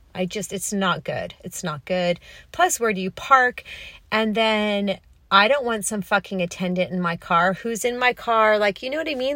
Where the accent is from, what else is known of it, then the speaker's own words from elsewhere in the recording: Los Angeles, California, United States; moved away as an adult; also born or lived in New York City; I grew up on the Pacific Ocean, even though I'm a California girl